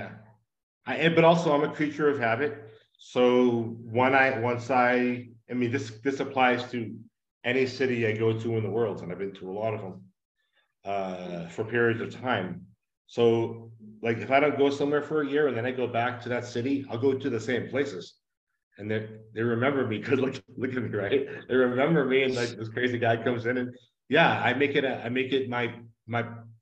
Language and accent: English; Northeast, United States; moved away as an adult; now in Mexico; I'm from the Northeast